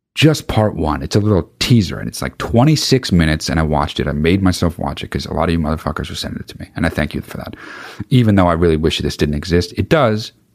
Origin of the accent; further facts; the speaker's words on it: United States; I'm American.